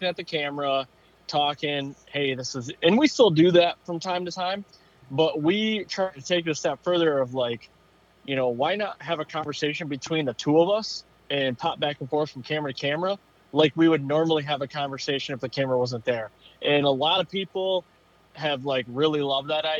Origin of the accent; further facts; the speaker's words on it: Central Michigan, United States; born and raised in Central Michigan. Still live there to this day